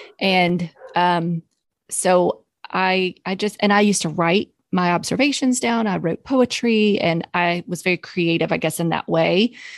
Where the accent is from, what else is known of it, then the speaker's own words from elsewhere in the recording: Southern United States, United States; I'm from the South. But I don't drink sweet tea at all. I used to when I grew up drinking sweet tea